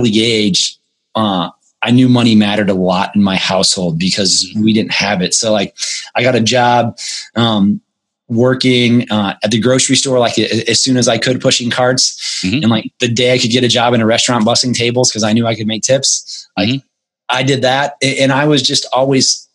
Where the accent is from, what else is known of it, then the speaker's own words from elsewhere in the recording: United States; financial struggles growing up in the United States